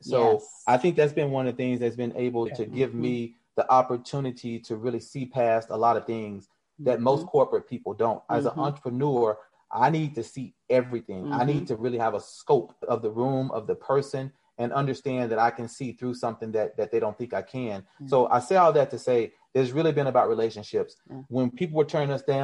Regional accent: Arkansas, United States; moved away; growing up in Arkansas for the short time that I did

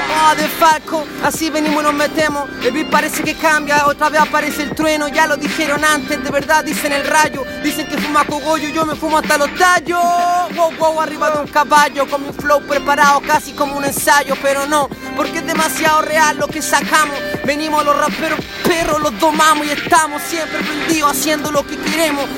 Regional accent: Chile; soy chileno

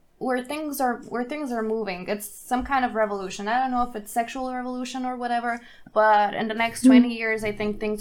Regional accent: Bulgaria; now in Germany; I grew up in Bulgaria

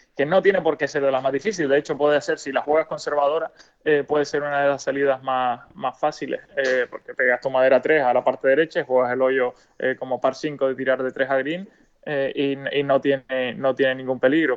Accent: Spain; como buen español

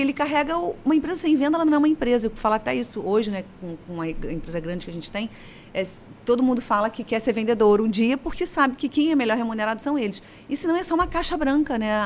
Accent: Paracambi, Rio de Janeiro, Brazil; now in Niterói, Brazil; Eu sou do interior do estado do Rio de Janeiro, de uma cidade chamada Paracambi

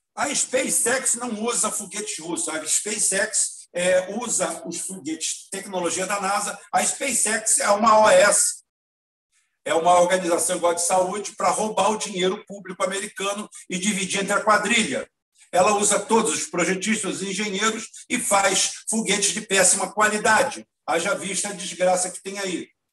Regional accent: Brazil; Eu, como nunca saí do Brasil

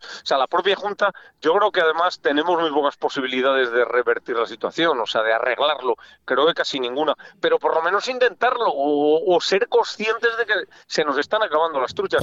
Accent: Castile and León, Spain; como español que soy castellano, castellano leonés

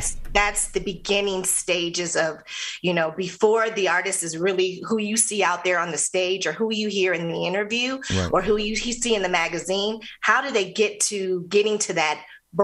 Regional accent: Lansing, Michigan, United States; moved away as an adult; also born or lived in Atlanta, Georgia; So I'm originally from Lansing, Michigan.

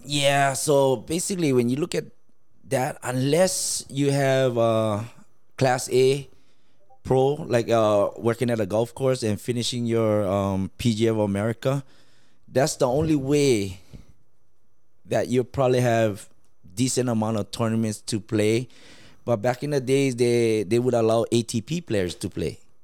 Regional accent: Laos; now in United States; home where i'm from laos

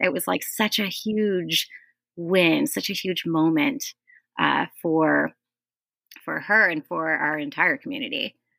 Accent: Chicago, Illinois, United States; I grew up in Lincoln Square in Chicago

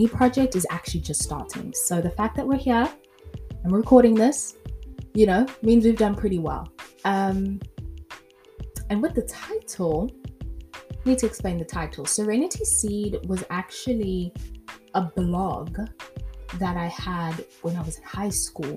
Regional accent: South Africa; moved away as an adult; also born or lived in France / Grahamstown, South Africa; born in South Africa, raised in South Africa, and when I was 23, I moved from South Africa to France to start a whole new life

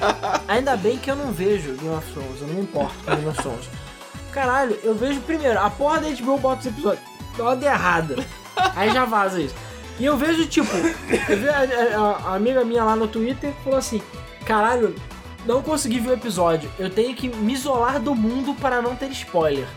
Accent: Brazil; eu aqui, sendo brasileiro pobre

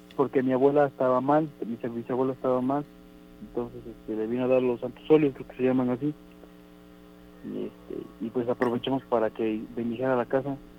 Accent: Orizaba, Veracruz, Mexico; yo soy de Orizaba, Veracruz.

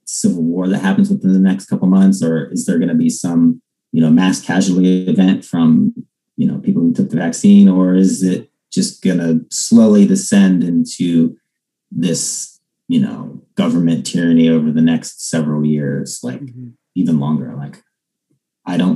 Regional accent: Ohio, United States; I was born in Ohio

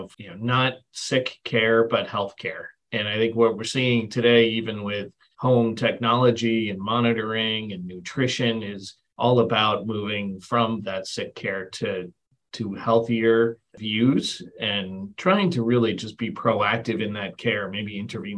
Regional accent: England, United Kingdom; moved away; I was born in England

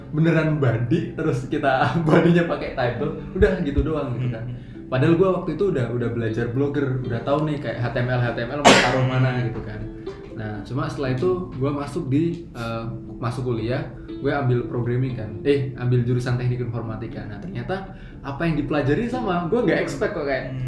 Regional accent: Kendal, Central Java, Indonesia; moved away as an adult; also born or lived in Semarang; now in Jakarta, Indonesia; kalau gua dari asalnya sendiri itu dari Kabupaten Kendal, salah satu daerah deket pantai

